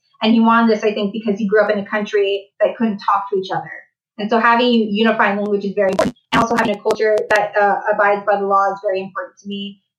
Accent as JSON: {"language": "English", "region": "California", "country": "United States", "tie": "born or raised there", "said": "Growing up in California, obviously, we all look different. We all, you know, we speak different languages."}